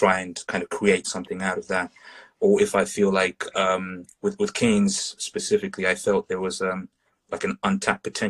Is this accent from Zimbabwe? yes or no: yes; Zimbabwe; moved away; I grew up in Zimbabwe for a period of time in Southern Africa